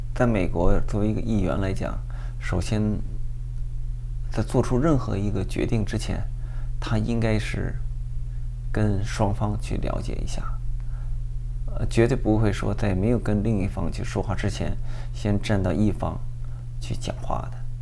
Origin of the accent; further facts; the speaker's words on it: China; now in Los Angeles, United States; 把我们中国人的形象给毁了